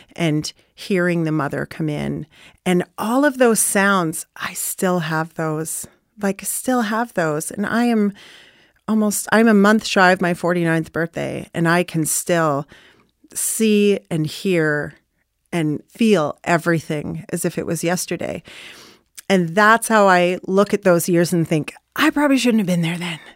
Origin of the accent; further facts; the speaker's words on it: Newmarket, Ontario, Canada; also born or lived in Bradford; I grew up in Newmarket primarily. That's where I went to school. My earliest childhood memories of school was in Bradford.